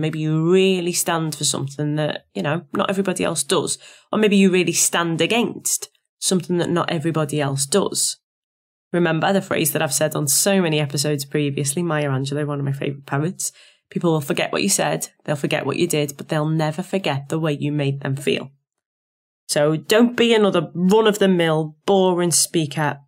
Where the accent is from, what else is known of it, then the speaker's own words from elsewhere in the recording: Liverpool, North West England, United Kingdom; accent: Scouse; my accent as a scouser